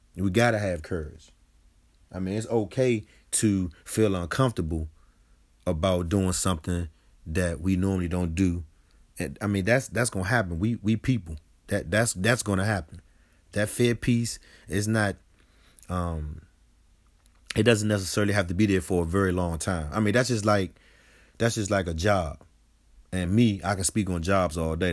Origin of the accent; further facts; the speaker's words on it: Washington, District of Columbia, United States; I grew up on Sixth Street Southeast, Ward A D C